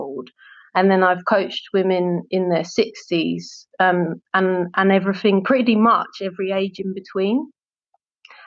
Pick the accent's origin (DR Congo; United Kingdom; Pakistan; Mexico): United Kingdom; London; I grew up in Southeast London, which is very multicultural